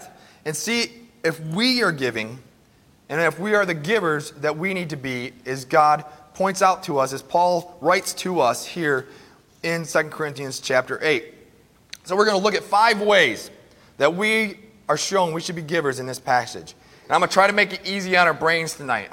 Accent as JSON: {"language": "English", "country": "United States", "said": "we as American Christians"}